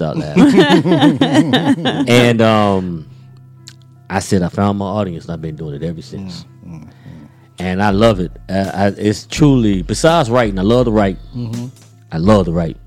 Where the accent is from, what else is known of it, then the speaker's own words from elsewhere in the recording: Raleigh, North Carolina, United States; now in Durham, United States; I'm from Raleigh, love Raleigh.